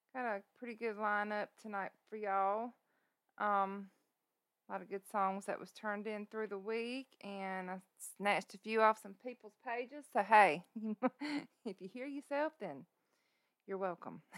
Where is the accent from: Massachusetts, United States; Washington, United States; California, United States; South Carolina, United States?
South Carolina, United States; I'm from South Carolina